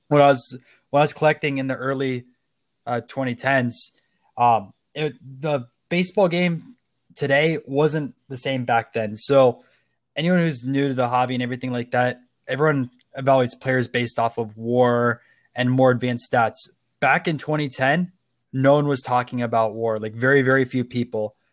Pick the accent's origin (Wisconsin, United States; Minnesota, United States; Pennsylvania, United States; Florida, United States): Florida, United States; Tampa; I'm from Tampa Bay.